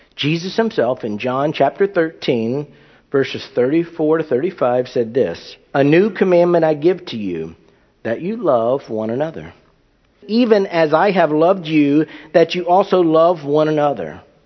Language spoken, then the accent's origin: English; United States; I'm an American